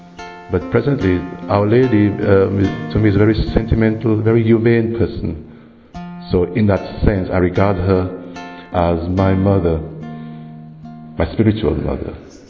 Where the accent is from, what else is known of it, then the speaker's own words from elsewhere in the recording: St. Lucia; I come from St. Lucia, the island of St. Lucia.